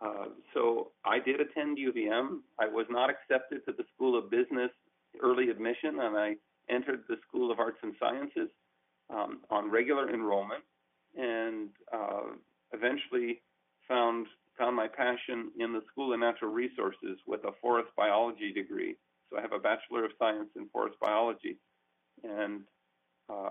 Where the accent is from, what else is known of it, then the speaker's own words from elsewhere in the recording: Baltimore, Maryland, United States; I grew up in Baltimore, Maryland, and we lived in Elkridge, which is west of the city by as little as 10 minutes.